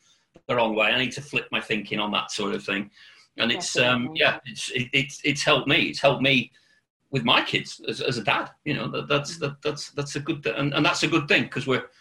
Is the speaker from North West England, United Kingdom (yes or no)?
yes; Accrington, North West England, United Kingdom; moved away as an adult; also born or lived in North Wales / Birmingham; I'm originally from Lancashire